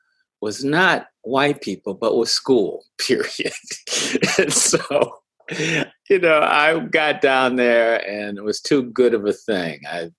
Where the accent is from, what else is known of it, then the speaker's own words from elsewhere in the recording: Minneapolis, Minnesota, United States; growing up in South Minneapolis